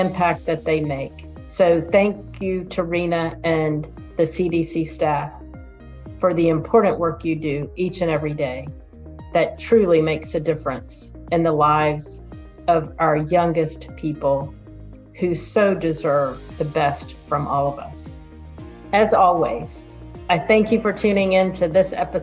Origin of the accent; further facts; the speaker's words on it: Pensacola, Florida, United States; my hometown here in Pensacola, Florida